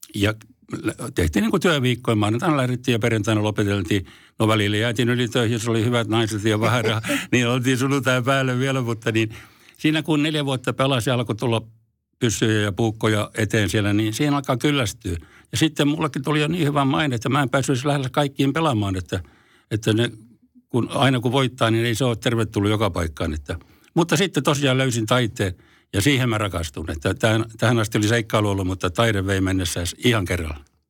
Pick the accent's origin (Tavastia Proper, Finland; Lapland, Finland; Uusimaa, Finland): Tavastia Proper, Finland; Forssa; also born or lived in Helsinki; vaikka syntynyt Helsingissä, mutta mä taisin olla semmoinen vaikea tapaus, niin mä kävin täällä vaan tulemassa, rääkäsemässä ja sitten muutin Forssaan ihan siellä, että olen forssalainen